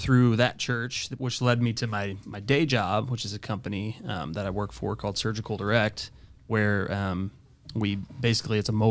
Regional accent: Waterloo, Illinois, United States; moved away as an adult; now in Marion, United States; I'm from Waterloo, Illinois

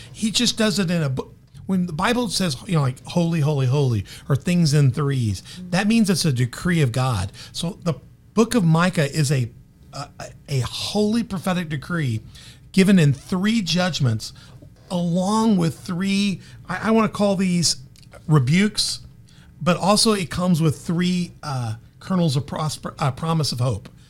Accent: Memphis, Tennessee, United States; born or raised there; now in Carbondale, United States

